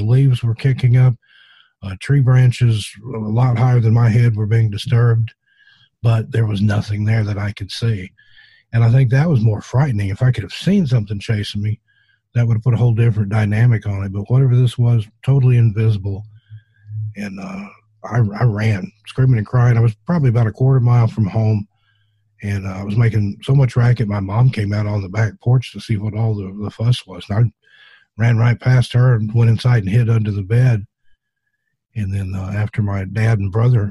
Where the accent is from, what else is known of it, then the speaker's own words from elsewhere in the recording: the South, in the Appalachians, United States; I grew up in the South, in the Appalachians